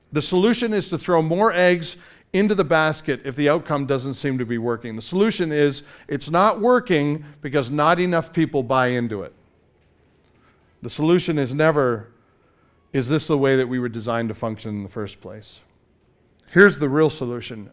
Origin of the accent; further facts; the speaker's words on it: Canada; I'm Canadian